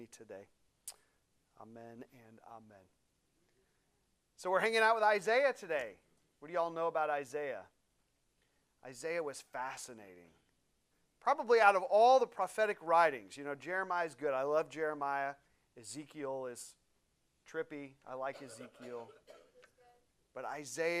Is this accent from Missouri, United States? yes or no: yes; St. Louis, Missouri, United States; moved away; I grew up in St. Louis, Elena and I, outside of St. Louis